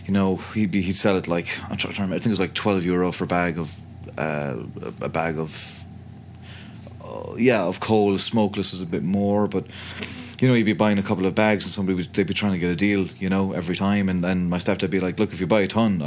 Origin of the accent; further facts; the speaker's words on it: County Clare, Munster, Ireland; I grew up in County Clare, which is it's on the west coast of the country.